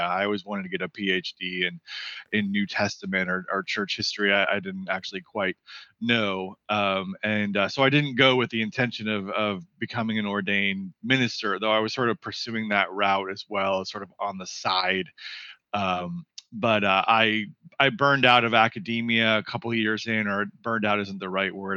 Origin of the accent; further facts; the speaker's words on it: Seattle, Washington, United States; moved away as an adult; also born or lived in California / East Coast; now in Santa Ynez Valley, United States; I'm originally from Seattle, Washington. Spent uh, the first 18 years of my life there.